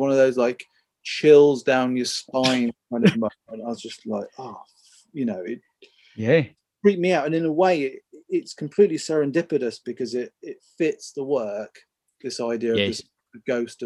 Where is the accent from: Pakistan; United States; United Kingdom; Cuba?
United Kingdom; Midlands; I grew up in the Midlands, like in a small town nearish the countryside.